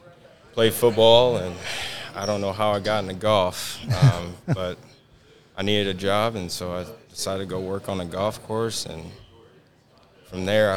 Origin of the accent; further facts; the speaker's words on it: Flint, Michigan, United States; I am from Flint, Michigan. I've been there my whole entire life. My family is from there. I went to school and I went to high school. It's called Forest Creek High School.